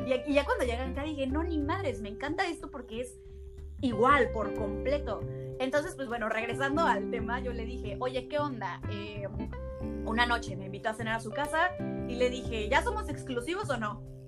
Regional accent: Mexico; moved away as an adult; now in Germany; a mí como mexicana

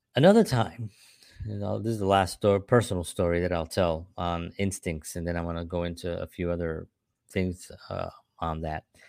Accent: New York City, New York, United States; I grew up in the South Bronx, during the seventies and the eighties

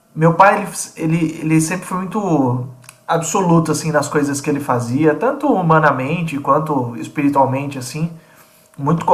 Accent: Piracicaba, São Paulo, Brazil; moved away as an adult; now in Limeira, Brazil; sou piracicabano, nasci em Piracicaba

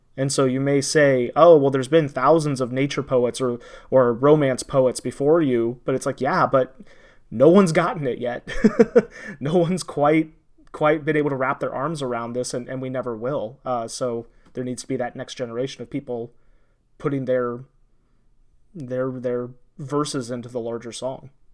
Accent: Indiana, United States; I grew up in Indiana

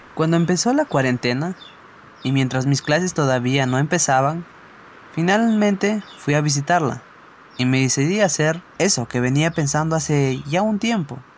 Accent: Huancabamba, Piura, Peru; soy de Huancabamba, distrito de la Sierra de Piura

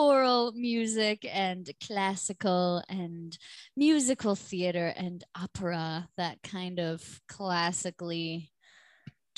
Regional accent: Grand Haven, Michigan, United States; now in Grand Rapids, United States; I'm from Grand Haven initially, but we're all from Grand Rapids.

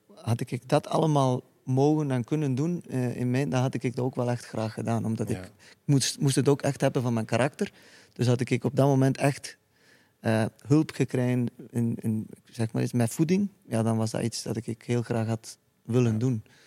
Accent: Iceland; Dutch is a second language; moved away as an adult; now in Belgium

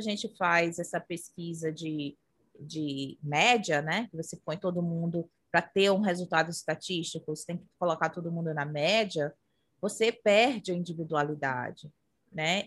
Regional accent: Brazil; moved away as an adult; now in United States; enquanto eu morava no Brasil

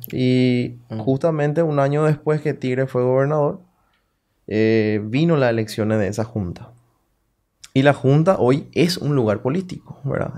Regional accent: Salto del Guairá, Canindeyú, Paraguay; Yo soy de Salto. Mm. Yo nací en Salto

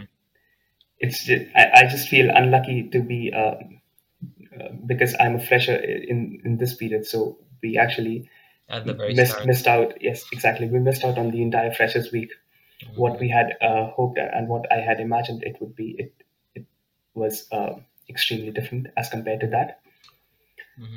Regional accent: Delhi, India; also born or lived in Aachen, Germany; now in Kleve, Germany; I come from Delhi, India. So I'm used to extremely hot climates

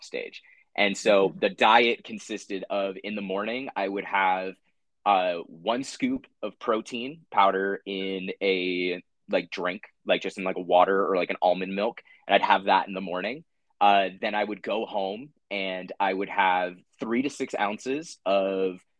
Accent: San Diego, California, United States; growing up in San Diego, we had a pool in my backyard

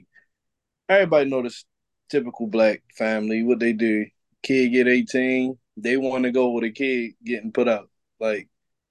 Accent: Baltimore, Maryland, United States; I grew up in Baltimore City on Poplar Grove

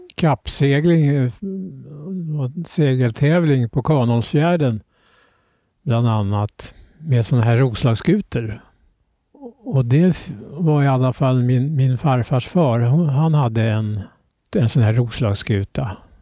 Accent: Södertälje, Stockholm County, Sweden; also born or lived in Norröra; Och det är där jag är uppväxt, i Södertälje

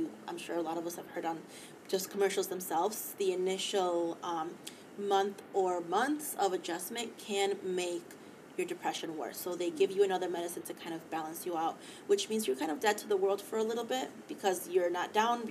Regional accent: Mexico City, Mexico; moved away; I took a trip down, to Mexico City, so my hometown, where I was born

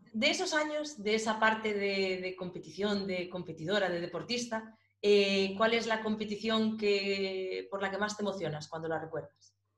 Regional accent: Galicia, Spain; nosotros también somos de Galicia.

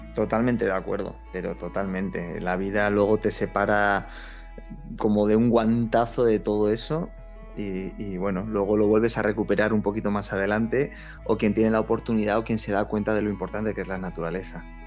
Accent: San Sebastián, Basque Country, Spain; yo soy del barrio de Gros

